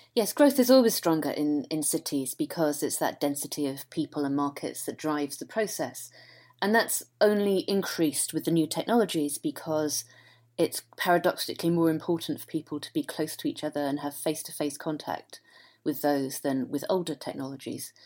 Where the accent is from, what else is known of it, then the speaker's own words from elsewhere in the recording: Ramsbottom, North West England, United Kingdom; I grew up in Manchester and in the nineteen sixties